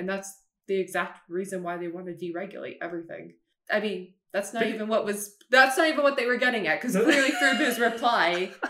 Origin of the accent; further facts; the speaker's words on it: Canada; as a Canadian